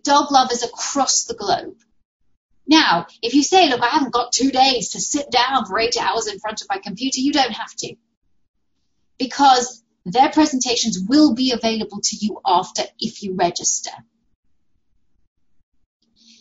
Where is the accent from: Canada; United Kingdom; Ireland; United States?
United Kingdom; moved away; my home country, which I miss so dearly